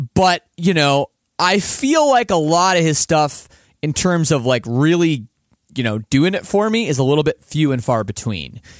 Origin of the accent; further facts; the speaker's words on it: Canada; as a Canadian